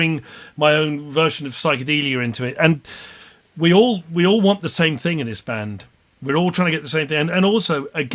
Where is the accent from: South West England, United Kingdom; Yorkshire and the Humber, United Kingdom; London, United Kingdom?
South West England, United Kingdom; Plymouth; growing up in Plymouth